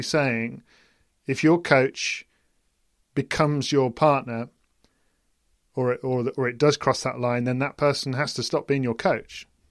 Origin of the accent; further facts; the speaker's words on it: United Kingdom; as a British person